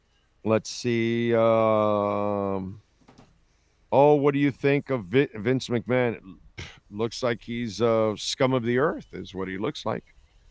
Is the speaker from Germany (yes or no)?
no; Canada; But hey, I'm Canadian.